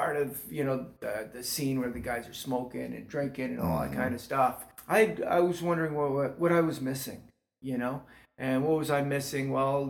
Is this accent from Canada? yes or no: yes; St. Catharines, Ontario, Canada; I come from St. Catharines. Mm-hmm. That's where I was born and raised. My dad worked at GM, and I was a hockey player.